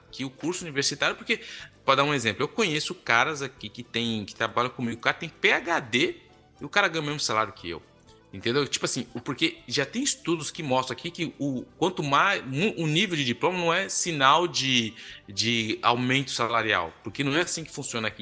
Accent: Brazil; moved away as an adult; now in Quebec, Canada; quando a gente vem do Brasil

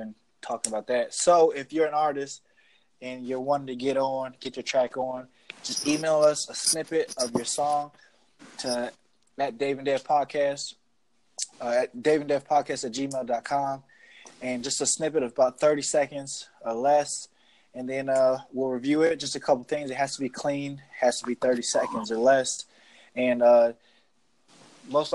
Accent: near Cleveland, Ohio, United States; moved away; also born or lived in Richmond, Kentucky; I'm closer to Cleveland.

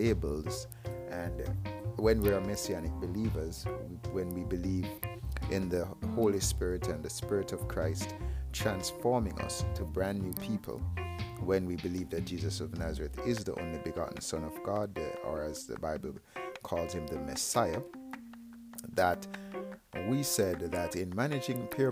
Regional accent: Jamaica; I am from Jamaica

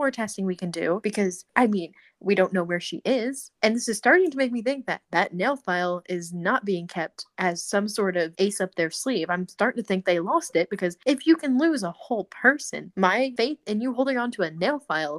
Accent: Central Illinois, United States; I was raised in Central Illinois

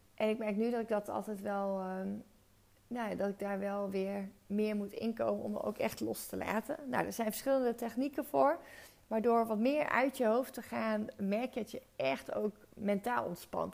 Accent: Friesland, Netherlands; moved away as an adult; also born or lived in Zwolle / Breda; ik echt ben opgegroeid met patat. Ik ben van origine ben ik Fries

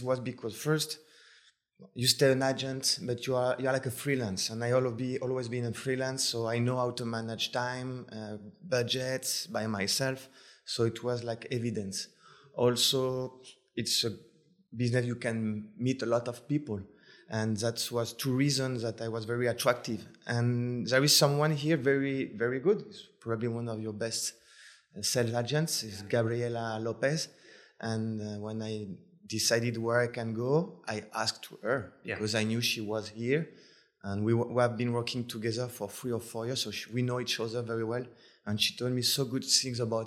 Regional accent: suburban Paris, Île-de-France, France; English is a second language; moved away as an adult; now in Cabo San Lucas, Mexico; I come from France. I was living in suburban Paris for about 19 years. And then I moved to Paris for about 10 years. And when I was 28, I came to Cabo.

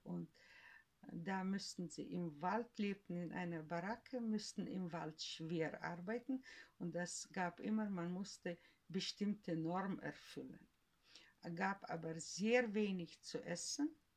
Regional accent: Western Siberia, Russia; first language German; moved away as an adult; now in Germany; geboren bin ich äh, im tiefen Sibirien, in Westsibirien wo es kalt ist bis 40

